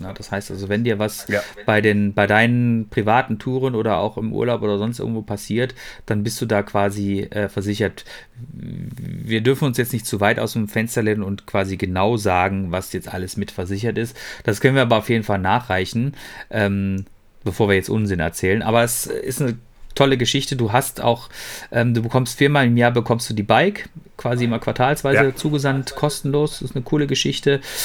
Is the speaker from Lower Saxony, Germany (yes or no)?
no; Ruhr area, North Rhine-Westphalia, Germany; bei uns im Ruhrgebiet